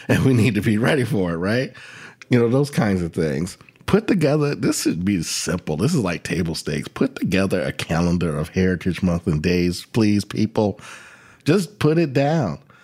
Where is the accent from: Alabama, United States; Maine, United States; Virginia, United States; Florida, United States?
Virginia, United States; my home state of Virginia